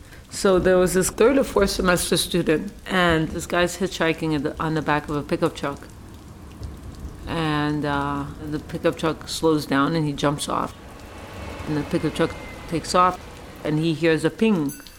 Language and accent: English; New York City, New York, United States; moved away as an adult; also born or lived in Dominica; I grew up in New York City.